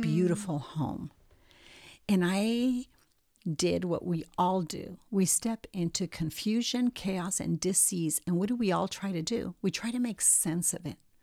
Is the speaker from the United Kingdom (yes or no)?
no; Montevideo, Uruguay; moved away; also born or lived in New York; I was born in Montevideo, Uruguay, and I lived there until mid-sixties